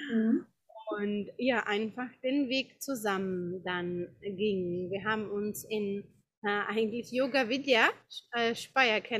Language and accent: German; Prague, Czechia; German is a second language; now in India; Ähm, ich bin in, äh, in Prag geboren, in Tschechien und bin dort auch aufgewachsen, ganz normal, wie auch viele in ihren Heimatländern.